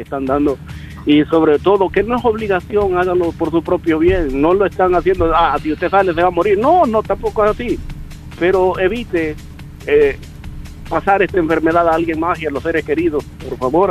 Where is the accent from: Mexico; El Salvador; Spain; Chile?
El Salvador; now in Maryland, United States; siendo salvadoreño